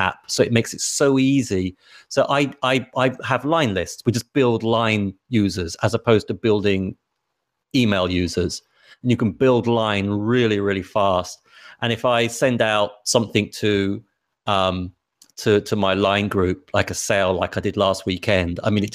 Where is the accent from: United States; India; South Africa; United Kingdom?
United Kingdom; England